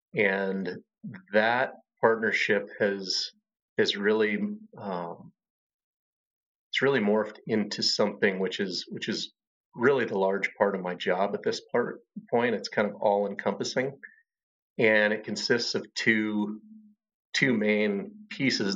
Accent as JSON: {"language": "English", "town": "Lander", "region": "Wyoming", "country": "United States", "tie": "born or raised there", "also_born_or_lived": "Washington / Montana", "moved": "as an adult", "lives_now": "Bellingham, United States", "said": "I grew up in Wyoming and we hunted a lot"}